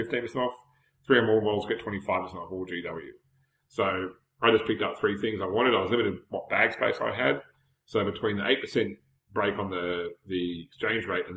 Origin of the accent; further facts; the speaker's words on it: Australia; as an Australian who buys Games Workshop stuff